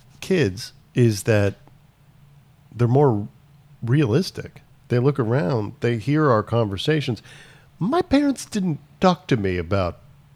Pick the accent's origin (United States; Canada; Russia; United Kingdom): United States; Ohio; now in California, United States; growing up in Ohio